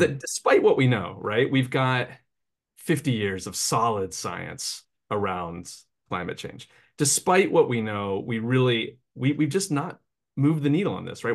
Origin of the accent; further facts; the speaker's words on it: Appalachia, United States; I grew up in Appalachia